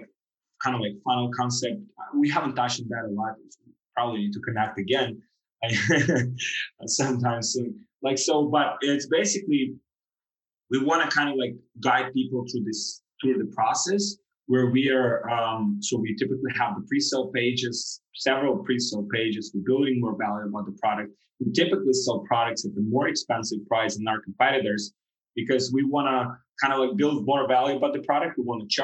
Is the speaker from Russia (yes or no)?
no; Ukraine; moved away as an adult; also born or lived in Europe; now in Miami, United States; I'm from Ukraine originally